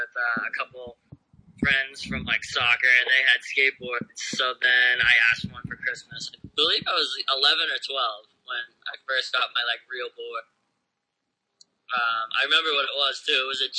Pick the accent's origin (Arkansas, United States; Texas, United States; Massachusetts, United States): Massachusetts, United States; Dracut; moved away as an adult; also born or lived in Lowell, Massachusetts; now in California, United States; I was born in Lowell, Massachusetts, but I grew up in the town right next to it, Draycott, Massachusetts.